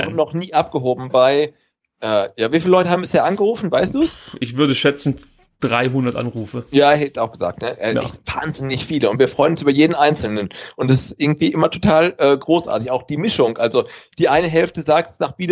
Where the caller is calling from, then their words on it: Birmingham, West Midlands, United Kingdom; aus der herbstlichen Großstadt äh, Birmingham in England.